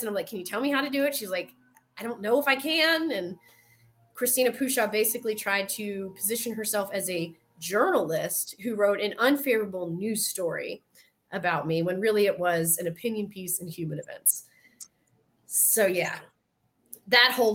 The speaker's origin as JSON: {"language": "English", "region": "the South", "country": "United States", "accent": "Southern", "said": "My Southern accent"}